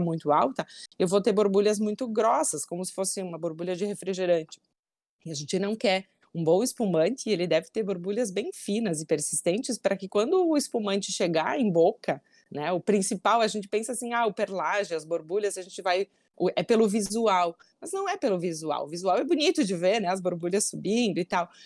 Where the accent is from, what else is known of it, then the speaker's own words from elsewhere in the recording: Bento Gonçalves, Rio Grande do Sul, Brazil; eu nasci e moro até hoje em Bento Gonçalves, no Serra Gaúcha